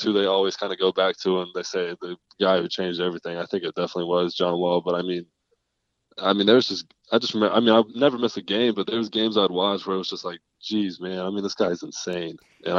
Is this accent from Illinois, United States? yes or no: no; Lexington, Kentucky, United States; In Lexington, Kentucky.